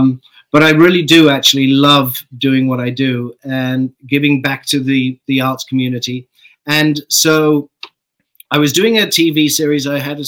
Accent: Saskatchewan, Canada; I grew up in Saskatchewan.

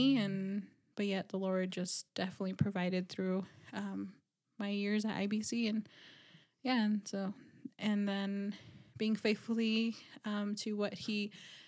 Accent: Dennehotso, Arizona, United States; moved away as an adult; also born or lived in Navajo Nation reservation; now in Flagstaff, United States; I'm from Denahotso, Arizona, just 30 minutes from Kianta, another 30 minutes of the Four Corners, and originally grew up there and moved out to Flagstaff

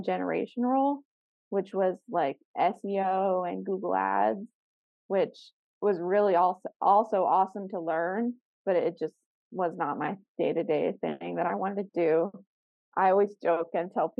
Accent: South Florida, United States; I grew up in South Florida

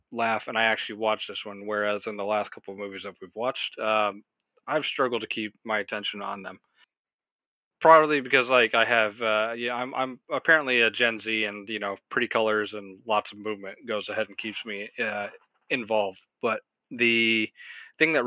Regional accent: United States; as an American

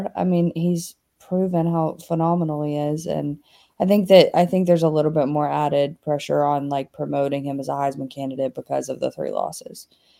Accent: Baton Rouge, Louisiana, United States; now in Atlanta, United States; I would probably prefer to show someone around Baton Rouge as it is my hometown

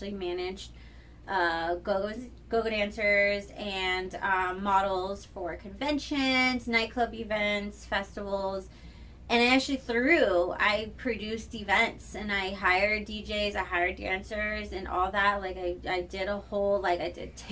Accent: Riverside, California, United States; moved away as an adult; also born or lived in Los Angeles; now in Las Vegas, United States; I'm from Riverside, so it's like there ain't shit out there

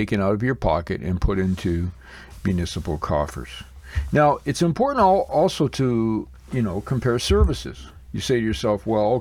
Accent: Blenheim, Ontario, Canada; I took a look at my hometown here in Blenheim, Ontario, Canada

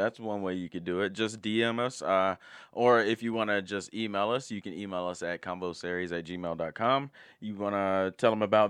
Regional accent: Alabama, United States; I am from Alabama.

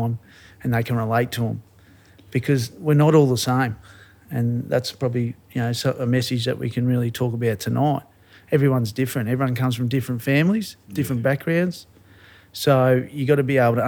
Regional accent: Warrnambool, Victoria, Australia; I'm just a country boy. I grew up in Warrnambool

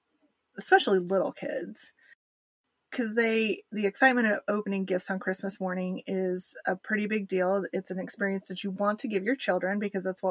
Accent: United States; I, as an American

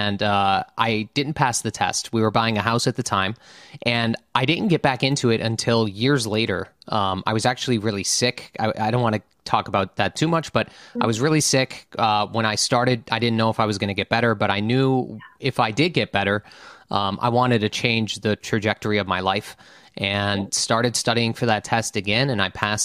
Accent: around Scranton, Northeast Pennsylvania, United States; I grew up in a small town in Northeast Pennsylvania and around Scranton.

